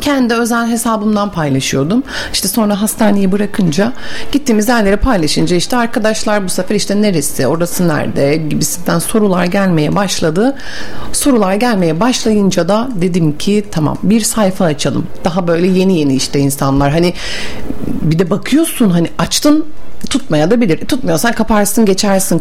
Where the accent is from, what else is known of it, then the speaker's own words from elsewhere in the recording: Bursa, Turkey; also born or lived in Mudanya; Bursa doğumluyum. Mudanya'da ikametgah ediyorum yapıyoruz.